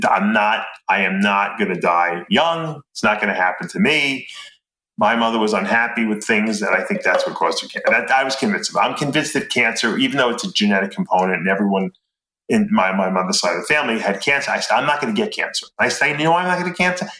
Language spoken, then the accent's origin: English; East Meadow, New York, United States; also born or lived in Lancaster, Pennsylvania; East Meadow, which is where I grew up in East Meadow